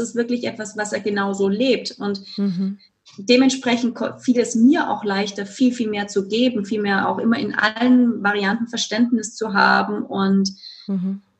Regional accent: Germany; moved away as an adult; also born or lived in Spain; now in Vienna, Austria; ich wohne ja in Wien und bin gebürtige Deutsche und war sehr mhm. lange in Spanien

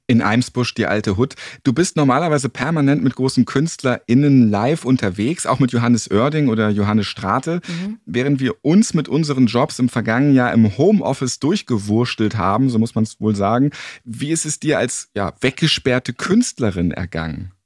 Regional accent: Hamburg, Germany; Ich bin tatsächlich Hamburger und Städter

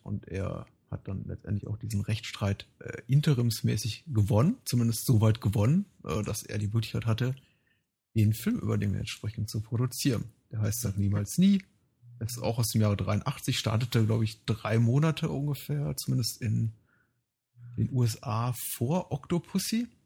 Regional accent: Germany; wir so als, als, als Deutsche

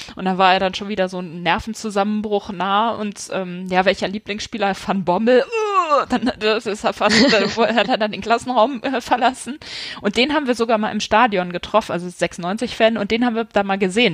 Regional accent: Hanover, Lower Saxony, Germany; ich komme aus Hannover

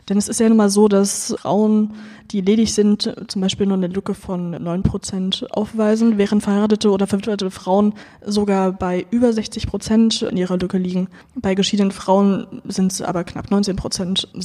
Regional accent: East Germany, Germany; Ich bin ein Ossi, ich finde das gut.

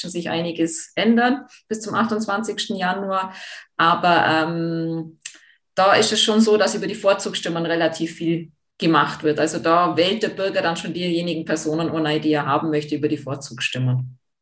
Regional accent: Jungholz, Tyrol, Austria; ich bin ja im Dorf aufgewachsen, ich bin ja Jungholzerin

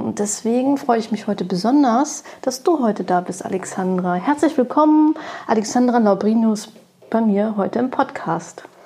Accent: Berlin, Germany; ich bin 45 Jahre alt, gebürtige Berlinerin

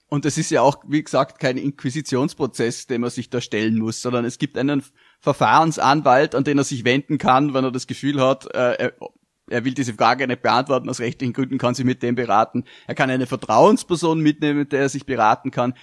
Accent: Austria; als Österreicher

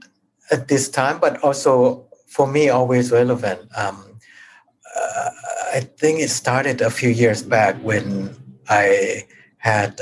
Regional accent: Thailand; born or raised there

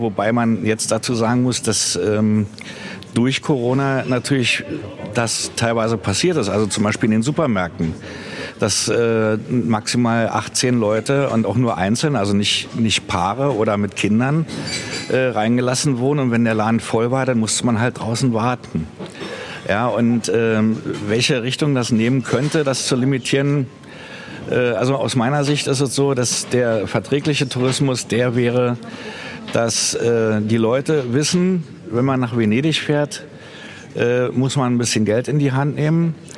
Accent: Berlin, Germany; now in Venice, Italy; meiner Heimatstadt Berlin

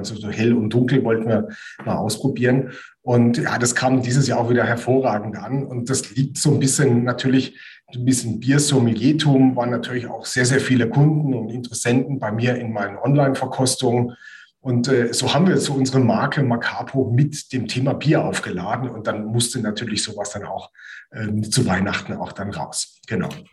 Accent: near Heidelberg, Kraichgau, Baden-Württemberg, Germany; moved away as an adult; now in Bamberg, Germany; Bin äh, aufgewachsen in der Nähe von Heidelberg im Kraichgau.

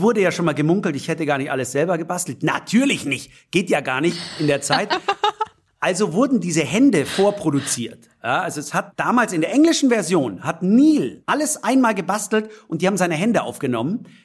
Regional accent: Munich, Bavaria, Germany; weil ich natürlich mit dem Pumuckel aufgewachsen bin, als echter Münchner

